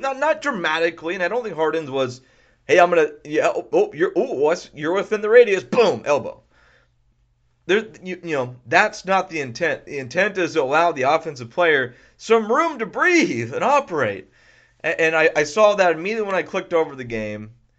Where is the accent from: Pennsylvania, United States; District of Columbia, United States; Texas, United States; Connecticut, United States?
Texas, United States; Houston; also born or lived in California; I'm from Houston. lived in Houston for most of my life